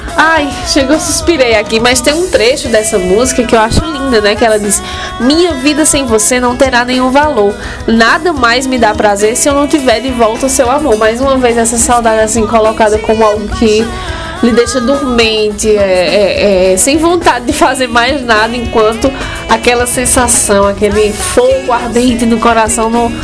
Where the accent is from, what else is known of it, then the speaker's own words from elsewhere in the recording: Santana do Cariri, Ceará, Brazil; minha terra natal, Santana do Cariri